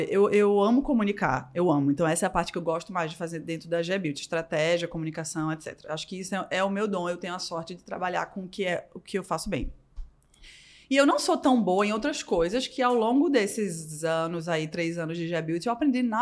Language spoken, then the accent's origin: Portuguese; Northeast Region, Brazil; born there; porque eu nasci no Nordeste, né?